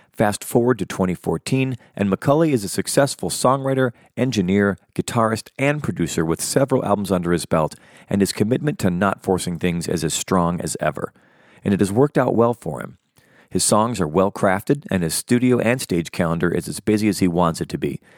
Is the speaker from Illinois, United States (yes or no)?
yes; Chicago, Illinois, United States; now in Los Angeles, United States; growing up in Chicago where there was nothing even akin